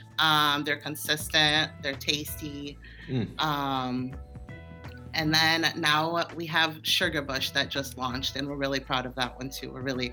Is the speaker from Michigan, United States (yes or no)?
yes; Ann Arbor, Michigan, United States; also born or lived in Rio de Janeiro, Brazil; I was born in Brazil, in Rio de Janeiro, Brazil, and came out to Ann Arbor when I was around 9. I grew up and was raised in Ann Arbor, elementary school all the way through high school